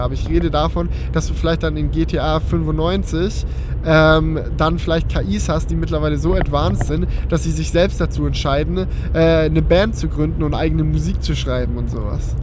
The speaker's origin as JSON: {"language": "German", "area": "Schönbuch area", "region": "Baden-Württemberg", "country": "Germany", "tie": "born or raised there", "said": "meine gute alte Schönbuchbahn aus meiner Heimat"}